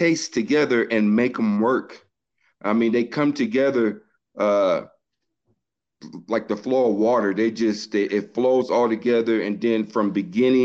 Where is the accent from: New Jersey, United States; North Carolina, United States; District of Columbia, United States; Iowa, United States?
District of Columbia, United States; Washington; moved away; I'm originally from Washington, D.C.